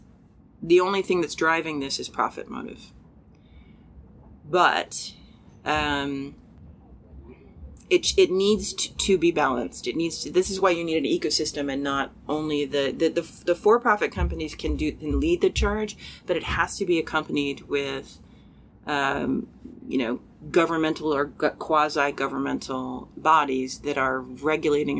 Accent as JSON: {"language": "English", "country": "United States", "said": "I am American"}